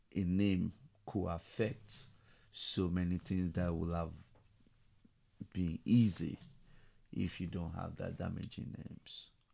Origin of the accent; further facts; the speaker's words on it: Nigeria; moved away as an adult; also born or lived in London, United Kingdom; now in Tulsa, United States; I was born in Nigeria, so I grew up there